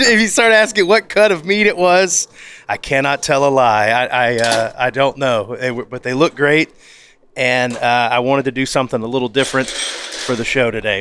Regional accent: the South, United States; I'm from the South

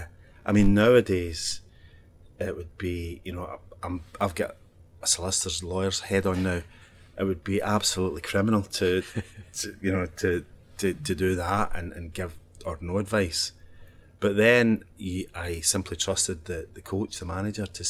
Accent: Paisley, Scotland, United Kingdom; moved away; I grew up in Paisley.

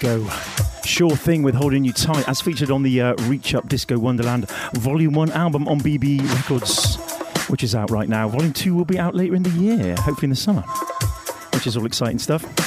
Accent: Bristol, South West England, United Kingdom; I'm from Bristol

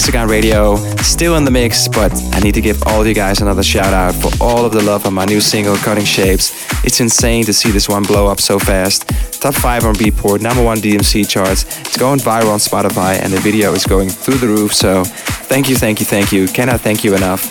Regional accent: Amsterdam, North Holland, Netherlands; my hometown Amsterdam

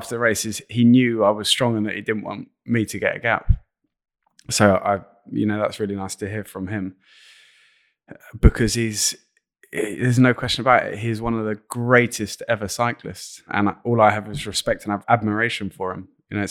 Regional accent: London, United Kingdom; accent: London; This is when people zone out with my London accent.

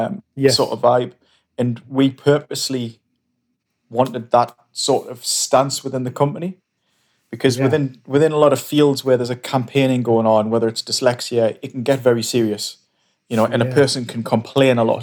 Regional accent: Stanley, North East England, United Kingdom; also born or lived in Newcastle; now in Whitley Bay, United Kingdom; I grew up in Durham

